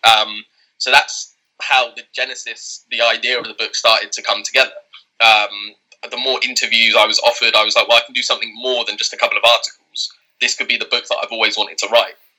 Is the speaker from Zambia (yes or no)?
no; England, United Kingdom; born and raised in England